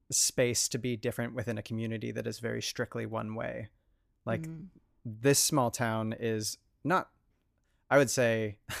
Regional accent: Spokane, Washington, United States; I grew up in Spokane.

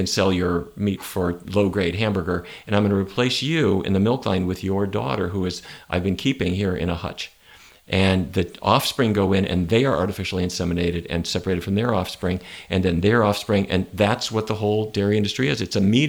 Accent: North Dakota, United States; Where I grew up in North Dakota, beef were what's for dinner.

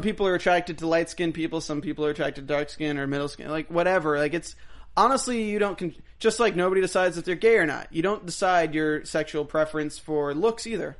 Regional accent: United States; We're American citizens

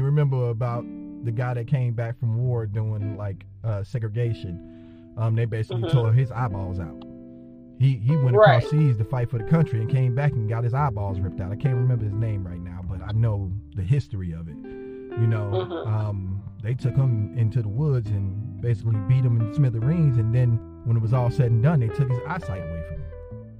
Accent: New Jersey, United States; Well, originally I'm from New Jersey, so I got to see a lot of different originally I'm from New Jersey, so I got to see a lot of different cultures and how everybody got down.

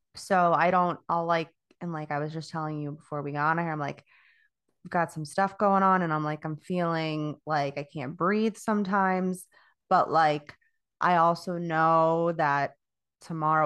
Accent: Florida, United States; moved away as an adult; I'm from Florida. I, I, I was born and raised there

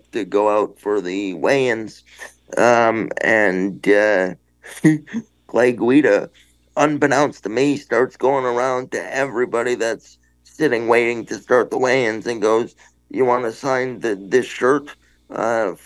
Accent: Toronto, Ontario, Canada; We're in my hometown.

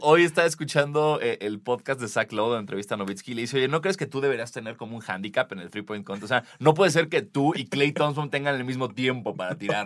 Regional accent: Mexico; como mexicanos

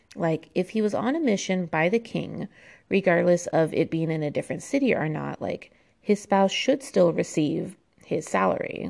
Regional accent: United States; it's very obvious I'm American. Um, I was raised with the American education system

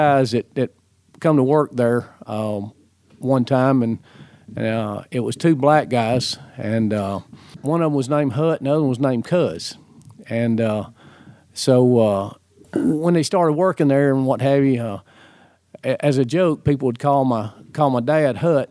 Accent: Birmingham, Alabama, United States; I was born in Alabama, in Birmingham, Alabama. I grew up in Alabama.

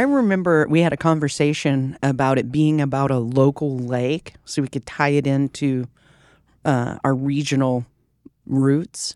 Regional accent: Fort Worth, Texas, United States; we're from Fort Worth

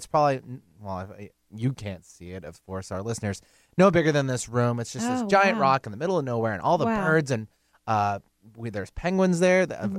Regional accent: Soldotna, Alaska, United States; going through elementary school up in Alaska. And I'm from Soldotna, Alaska, which is just south of Anchorage on the Kenai.

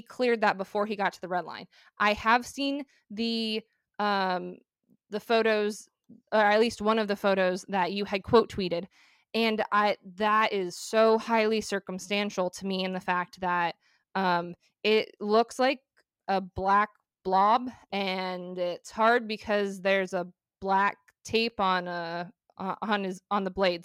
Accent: Arizona, United States; I'm a female and I'm from Arizona

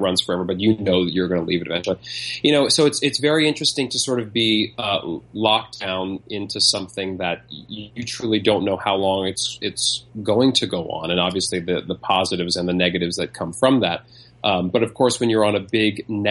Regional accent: New York City, New York, United States; moved away as an adult; also born or lived in Las Vegas / Los Angeles; I was born and raised here in Manhattan

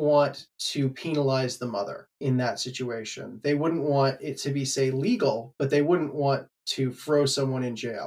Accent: Canada; now in United States; I'm not actually American. I'm Canadian.

